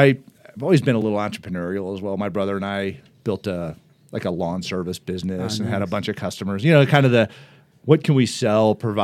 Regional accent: Colorado, United States; Just, you know, like south side of Cherry Creek Reservoir there.

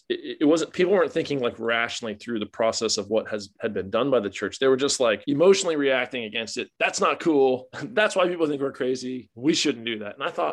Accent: Florida, United States; moved away as an adult; now in Australia; I grew up in Florida

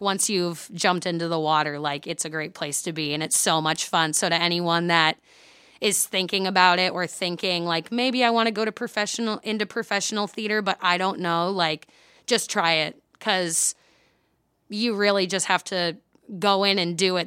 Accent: Mount Vernon, Iowa, United States; a children's theater in my hometown. I'm from Mount Vernon, Iowa

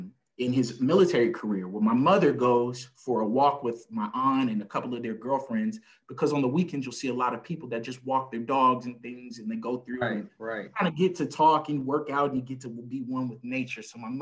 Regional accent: El Paso, Texas, United States; I'm originally from El Paso, Texas, right on the border of good old Mexico. I'm an Army brat. I've lived all over the world

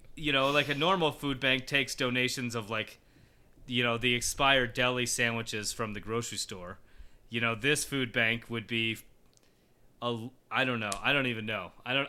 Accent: Colorado, United States; I grew up in Colorado, and it's basically been my my life since I was a little kid.

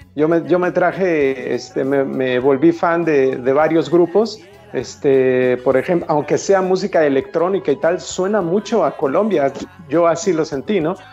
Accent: Mexico; como mexicano

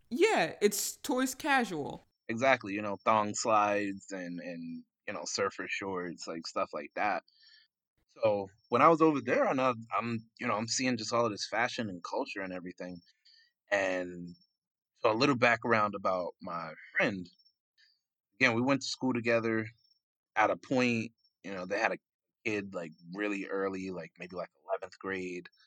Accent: New York, United States; now in Florida, United States; Uh, so I hail from Jamaica, Queens, New York, the Big Apple, but I came down to Florida

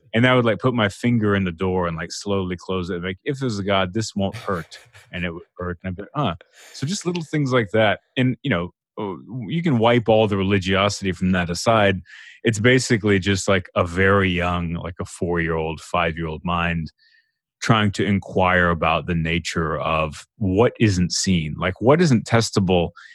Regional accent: Texas, United States; growing up in Texas

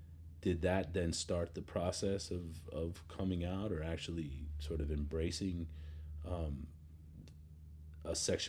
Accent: San Diego, California, United States; I'm from San Diego

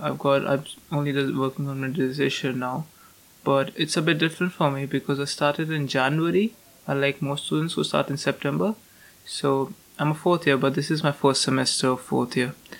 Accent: Delhi, India; English is a second language; moved away as an adult; now in Stirling, United Kingdom; I'm from Delhi, which is like thrice the size of London

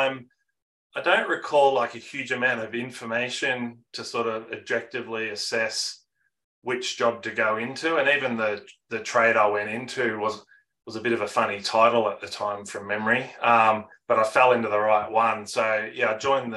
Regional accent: Geelong, Victoria, Australia; I'm born and bred in Geelong, Victoria.

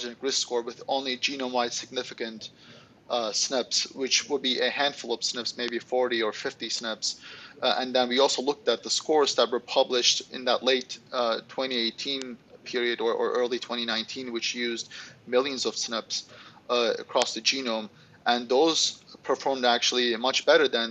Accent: Istanbul, Turkey; now in United States; I'm originally from Istanbul, Turkey.

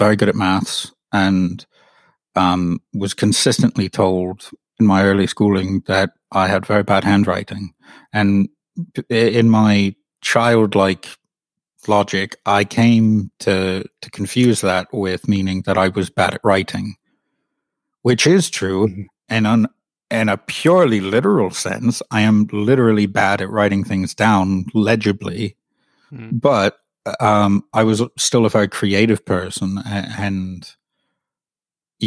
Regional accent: Atlanta, Georgia, United States; I'm from Atlanta, Georgia in the US, but my dad is English, so I sound really weird

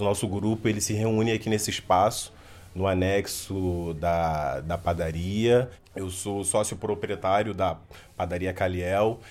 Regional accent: Rio de Janeiro, Brazil; sou cria do Morro do Salgueiro

